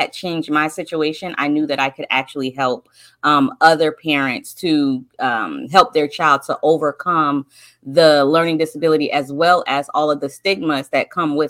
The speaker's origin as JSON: {"language": "English", "region": "North Carolina", "country": "United States", "said": "I'm from North Carolina."}